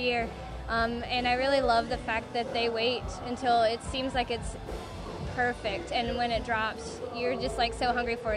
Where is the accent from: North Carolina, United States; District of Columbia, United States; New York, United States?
North Carolina, United States; Hickory; moved away as an adult; now in Chapel Hill, United States; I'm from North Carolina, but I grew up in the Hickory area